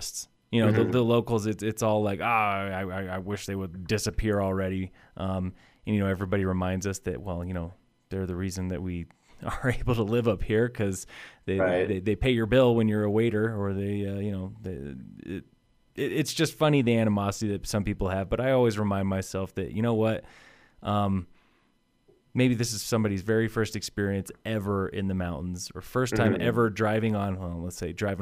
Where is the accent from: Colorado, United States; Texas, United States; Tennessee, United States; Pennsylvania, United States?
Colorado, United States; I grew up in Colorado